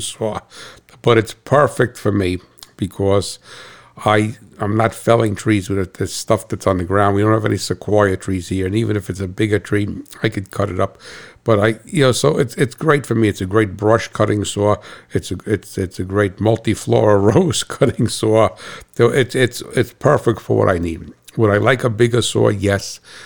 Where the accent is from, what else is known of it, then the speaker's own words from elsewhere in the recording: United States; I'm American